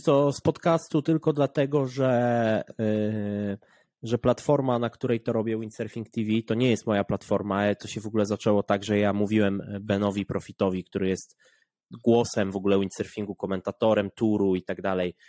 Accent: Poland; jestem z Polski

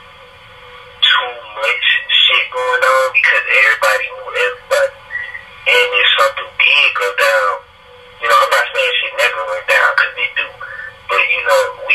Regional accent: Detroit, Michigan, United States; moved away as an adult; now in Atlanta, United States; I'm from Detroit, Michigan, up on the west side, West Warren

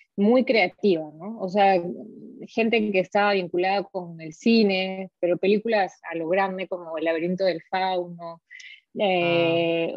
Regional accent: Arequipa, Peru; accent: Arequipa dejo; moved away as an adult; also born or lived in Paris, France; now in Provence, France; Yo he nacido en Arequipa y creo que mi dejo me, me, me, delata muy fácilmente. Este, hasta ahora no se me va

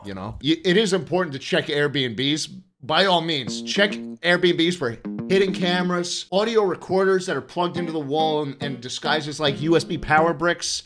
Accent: New York City, New York, United States; I grew up in New York City

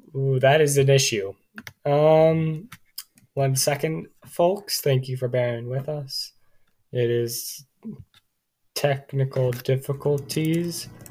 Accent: Cincinnati, Ohio, United States; I'm from Cincinnati, Ohio.

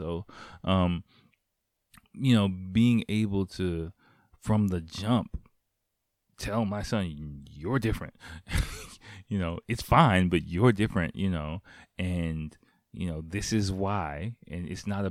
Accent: Japan; especially growing up in Japan

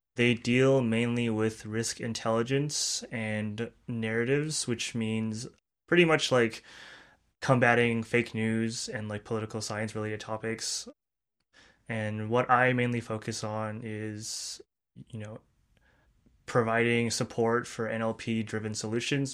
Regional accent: Turkey; moved away as an adult; also born or lived in Illinois, United States; now in San Francisco, United States; worked back home in Turkey for two years

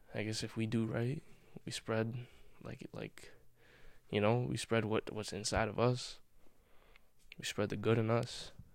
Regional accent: United States; I'm an American, right? I live in America in 2021

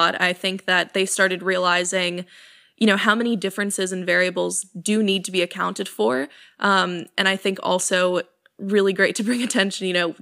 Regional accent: New York, United States; I'm from New York, and New York, I think, has pretty much always been a blue state.

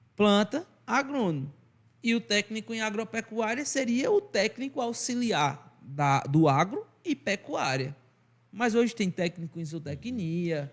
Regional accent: Arcoverde, Pernambuco, Brazil; accent: sotaque arrastado nordestino; Eu sou arco-verdense com muito orgulho, é uma cidade do interior, Portal do Sertão, pernambucano

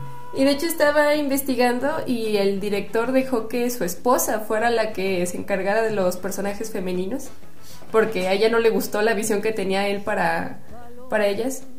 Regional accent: Mexico; como mexicanos

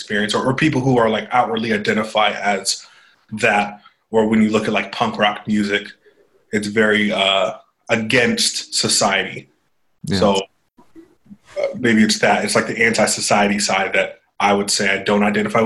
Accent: right outside of San Francisco, California, United States; I grew up right outside of San Francisco

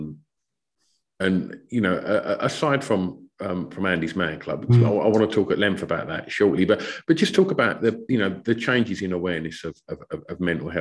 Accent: Essex, East of England, United Kingdom; I'm a few years older than you, but also, you know, growing up in Essex

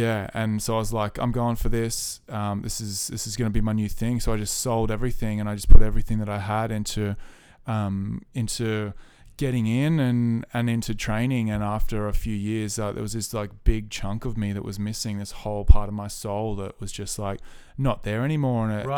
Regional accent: Leighton, New South Wales, Australia; I'm from Leighton in New South Wales. So I'm a country boy.

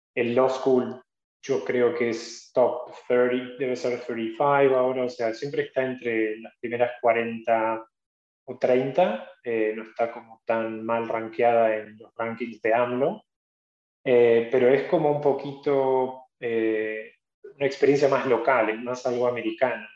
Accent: Argentina; moved away as an adult; also born or lived in North Carolina, United States; now in New York, United States; Ya no soy un abogado argentino que hizo una maestría, soy un abogado americano

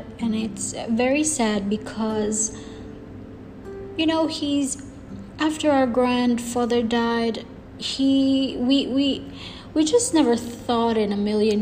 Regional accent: Philippines; now in Dubai, United Arab Emirates; I am from the Philippines. I am 24 years old and I'm currently based here in the Middle East, specifically Dubai, United Arab Emirates.

